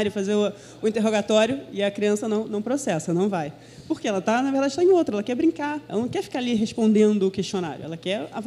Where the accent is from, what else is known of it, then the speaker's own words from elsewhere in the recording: Belo Horizonte, Minas Gerais, Brazil; Minha mãe era mineira, eu sou mineira também, embora você não perceba meu sotaque, só nas, eu nasci em Belo Horizonte.